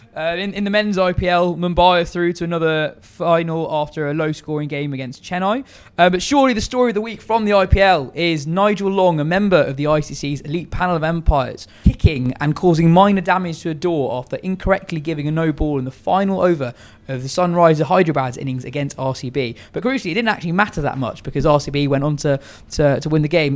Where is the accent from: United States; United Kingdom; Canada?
United Kingdom; England; first language English; I was born here, uh, a lot of my family's from Pakistan